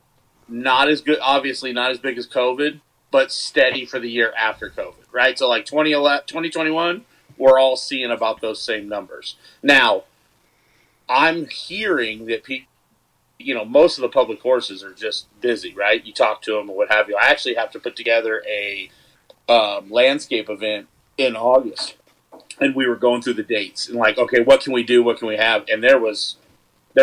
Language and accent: English; the Bay Area, California, United States; was born in the Bay.